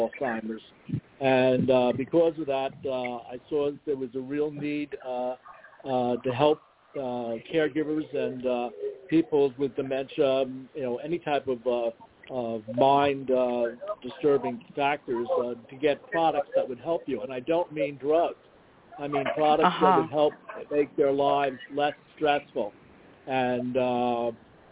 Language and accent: English; New York City, New York, United States; also born or lived in Long Island; I was born and raised in New York City